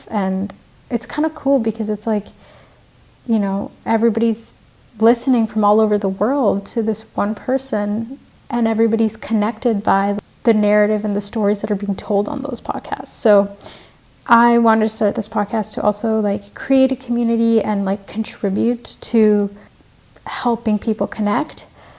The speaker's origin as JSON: {"language": "English", "town": "Vancouver", "region": "British Columbia", "country": "Canada", "tie": "born or raised there", "also_born_or_lived": "Sri Lanka / Colombo", "lives_now": "Montreal, Canada", "said": "I actually am originally from Sri Lanka. So I was born in Sri Lanka and then I grew up in Vancouver. So I'm half Canadian, half Sri Lankan."}